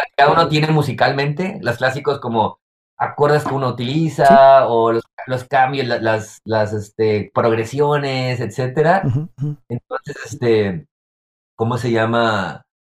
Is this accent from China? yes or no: no; Guadalajara, Jalisco, Mexico; moved away as an adult; now in Chicago, United States; en mi vida clásica de Guadalajara